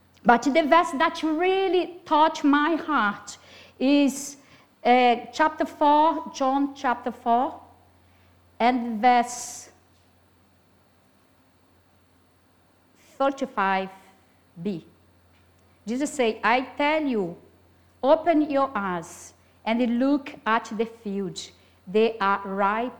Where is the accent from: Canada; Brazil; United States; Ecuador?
Brazil; English is a second language; moved away; I'm Brazilian, have a very strong accent